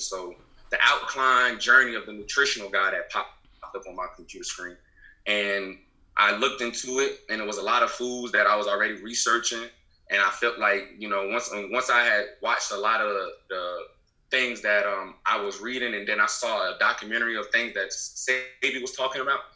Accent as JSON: {"language": "English", "town": "Beaufort", "region": "South Carolina", "country": "United States", "tie": "born or raised there", "said": "I'm from South Carolina, Beaufort, South Carolina to be exact, the Low Country. I'm just just a good old Low Country Geechee boy."}